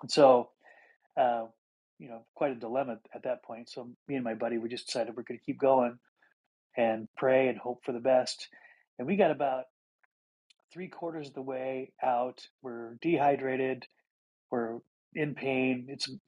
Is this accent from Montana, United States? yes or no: yes; Montana, United States; I grew up in Montana, where it was wide open